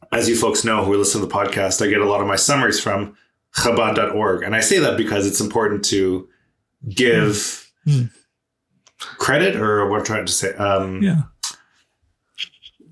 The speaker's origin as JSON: {"language": "English", "country": "Canada", "said": "we're Canadian"}